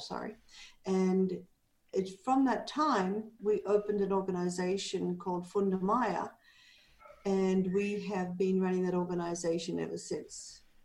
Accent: Australia; moved away as an adult; also born or lived in Canada; now in Panajachel, Guatemala; I'm Australian, and I am 67 years old, and I live in Guatemala, in Panajachel, Guatemala.

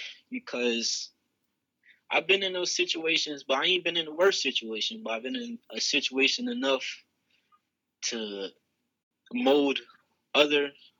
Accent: Bridgeville, Delaware, United States; also born or lived in Slaughter Neck, Delaware; I'm actually from Coverdale Crossroads down in Bridgeville, Delaware. That's where my family is from, in Slaughter Neck

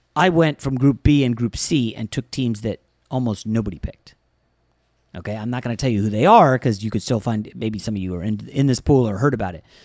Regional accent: Northern Virginia, United States; I grew up in Northern Virginia

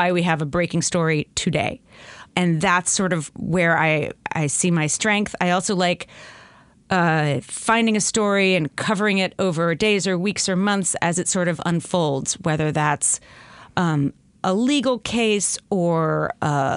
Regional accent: New Jersey, United States; also born or lived in Northern California / Los Angeles, California; now in Bay Area, California, United States; I'm originally from New Jersey, which comes out sometimes in my voice. But I've lived in California for a very long time

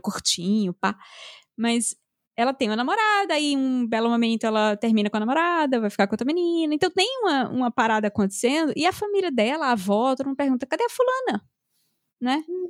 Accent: Northeast Region, Brazil; now in São Paulo, Brazil; Como eu cresci comendo coentro, como boa nordestina.

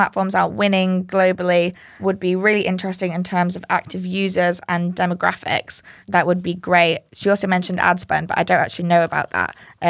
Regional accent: Yorkshire and the Humber, United Kingdom; I'm not being racist. I'm from Yorkshire. I'm allowed to say that.

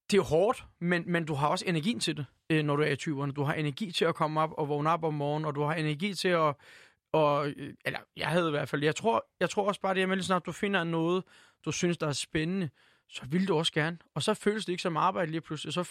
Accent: Turkey; now in Denmark; nej, nej, jeg er tyrker. Jeg elsker at være her, men jeg er stadig tyrker

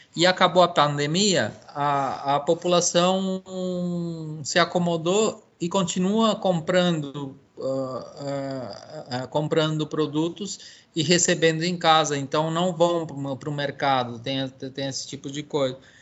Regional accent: São Paulo, Brazil; also born or lived in Bolivia; eu sou um imigrante boliviano criado em São Paulo, no Brasil

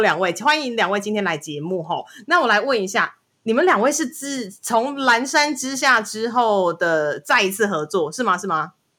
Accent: Kaohsiung, Taiwan; 我是高雄人

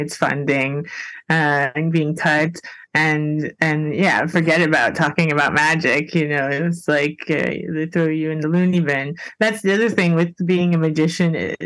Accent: Miami, Florida, United States; moved away; I'm from Miami originally

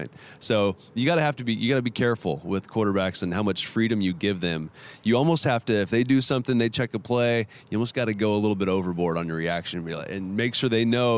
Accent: Bakersfield, California, United States; I'm from Bakersfield

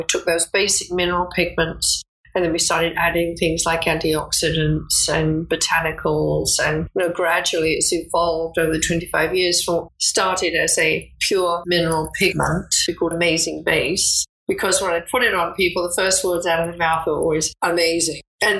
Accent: England, United Kingdom; moved away as an adult; I started out as a secretary in New York because I came over from England as a secretary.

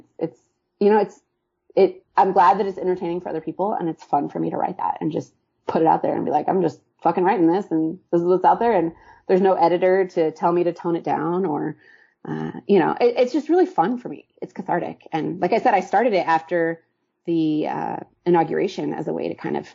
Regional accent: Kansas City, Missouri, United States; moved away as an adult; also born or lived in New York; now in Kansas City, United States; I moved away from Kansas City when I was 18

